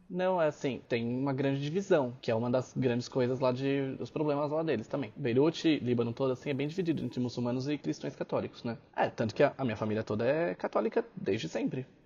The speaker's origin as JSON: {"language": "Portuguese", "country": "Brazil", "said": "eu sou brasileiro"}